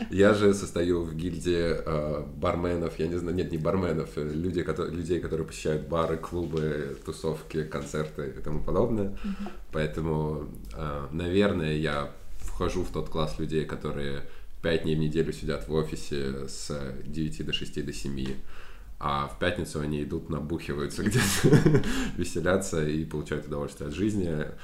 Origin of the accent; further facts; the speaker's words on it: Saratov, Saratov Oblast, Russia; moved away as an adult; now in Paris, France; В Саратове, в моем родном городе